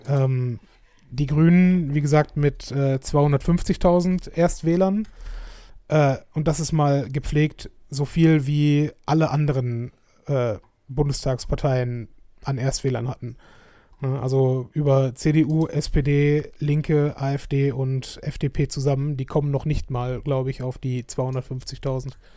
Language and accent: German; Schönebeck, Germany; moved away; bei uns in Schönebeck